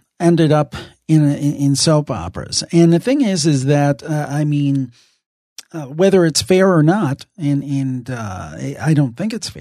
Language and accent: English; Cleveland, Ohio, United States; My hometown